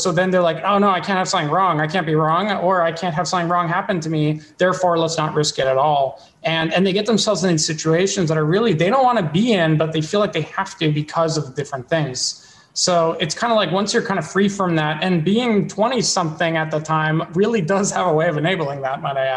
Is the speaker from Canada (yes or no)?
yes; Ottawa, Ontario, Canada; moved away as an adult; now in United States; I am from Ottawa, Canada, where like I grew up.